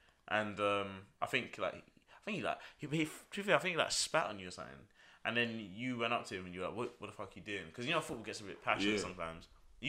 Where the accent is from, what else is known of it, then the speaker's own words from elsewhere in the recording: London, United Kingdom; We're from London. It's a pretty violent place to live.